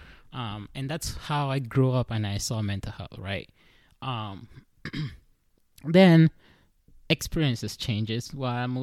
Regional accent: Cameroon; now in United States; I was born in Cameroon, right? And then I moved to the United States. Then I went to school here

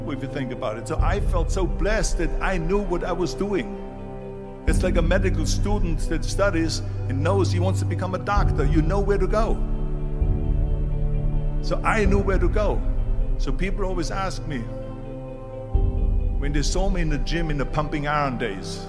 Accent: Austria; moved away; I was born in 1947 in Austria after the Second World War. And I didn't really like Austria when I grew up.

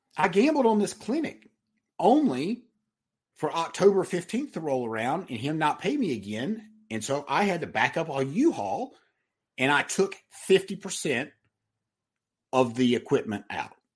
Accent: Mount Airy, North Carolina, United States; I am from Mount Airy, North Carolina. I'm from Mayberry. I barely made it out of high school.

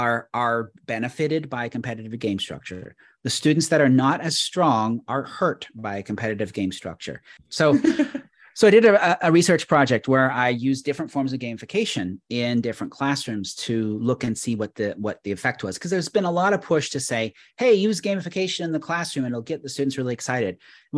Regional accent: Canada; But I'm Canadian.

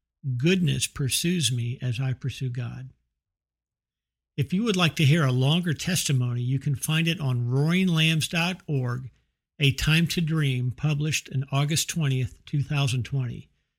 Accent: Bethesda, Maryland, United States; now in Fort Worth, United States; I'm 58 years old. I was born and raised in Bethesda, Maryland, and I live in Fort Worth, Texas.

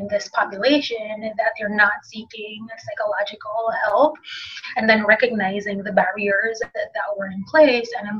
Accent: Jamaica; moved away as an adult; now in United States; being Jamaican

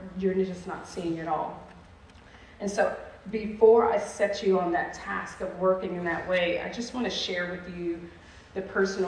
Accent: New York City, New York, United States; moved away; I'm a New York City girl.

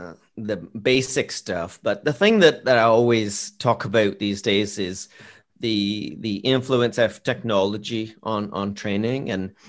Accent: Canada; So I'm Canadian, and we have this place called Tim Hortons.

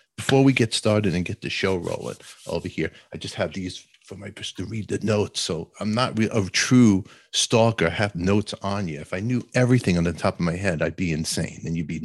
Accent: New York City, New York, United States; I'm from Brooklyn, from Canarsie

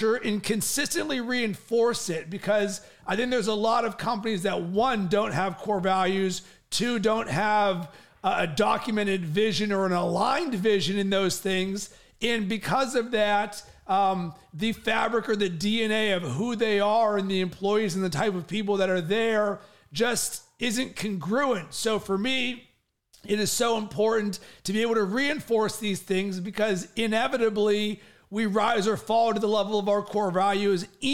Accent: Pittsburgh, Pennsylvania, United States; moved away; also born or lived in Cincinnati, Ohio; I'm from Pittsburgh originally

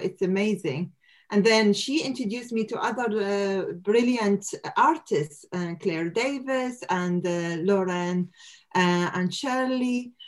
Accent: Iraq; moved away as an adult; now in United Kingdom; we lived our childhood with the war, but at least with our family and in our country

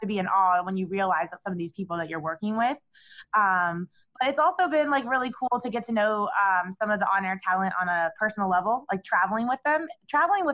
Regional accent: Cleveland, Ohio, United States; my hometown team, the Cleveland Cavaliers

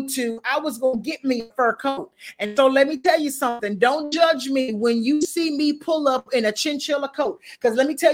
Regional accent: the South, United States; I'm from the South. And believe it or not, it gets cold in the South, but it don't get Chicago cold

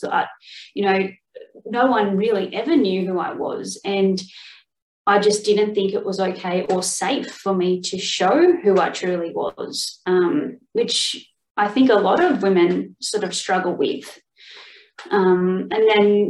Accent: Sydney, New South Wales, Australia; I'm from Australia. Basically, I grew up in Sydney, but sort of in New South Wales

